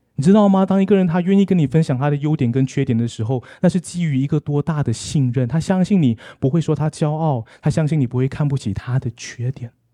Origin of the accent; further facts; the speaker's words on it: Malaysia; now in Taipei, Taiwan; 我今天来到马，马来西亚